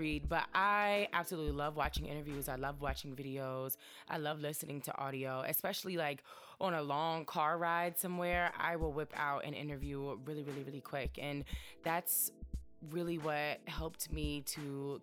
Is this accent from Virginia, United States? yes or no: yes; Chester, Virginia, United States; moved away as an adult; also born or lived in Greensboro, North Carolina / Washington, D.C.; I am from a small town in Virginia. It's called Chester